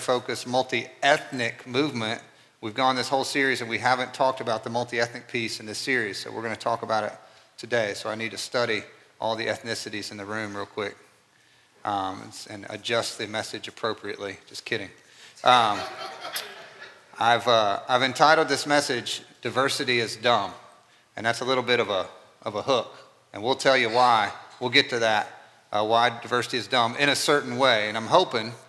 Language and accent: English; North Carolina, United States; moved away as an adult; now in Kentucky, United States; I grew up in North Carolina